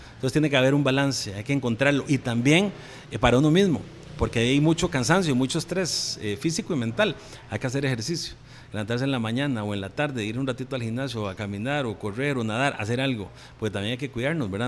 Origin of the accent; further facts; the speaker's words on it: Santa Rosa de Oreamuno, Cartago, Costa Rica; Mi familia es de Cartago, nosotros somos de allá, de Santa Rosa de Oremuno, y somos productores también.